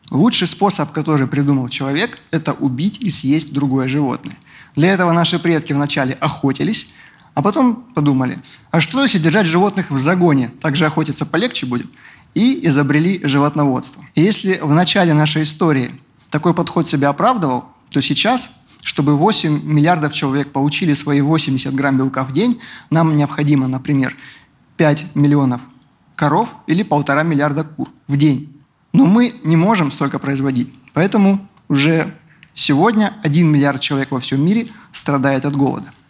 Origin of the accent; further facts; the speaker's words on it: Rostov-on-Don, Rostov Oblast, Russia; also born or lived in Caucasus; Я из Ростова-на-Дону.